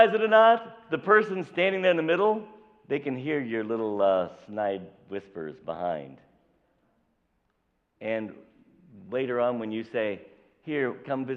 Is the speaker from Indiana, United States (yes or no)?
yes; southern Indiana, United States; I was born here. I was born in Indiana, so I'm a Hoosier. I was born in southern Indiana